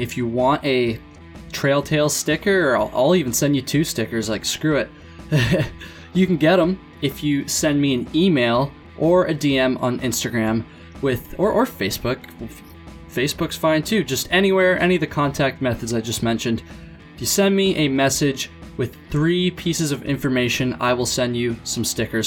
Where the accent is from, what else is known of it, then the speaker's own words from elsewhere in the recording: Vermont, United States; I'm from Vermont and kinda learned to hike on the long trail